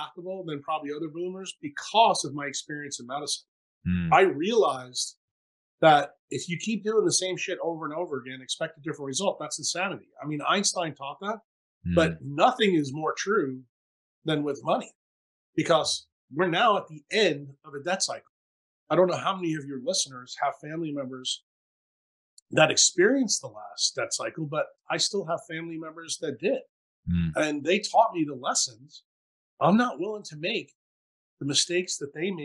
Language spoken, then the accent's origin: English; United States; as an American